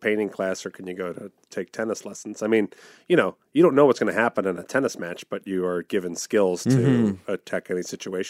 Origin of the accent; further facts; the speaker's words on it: New York City, New York, United States; I'm from New York City, the Big Apple.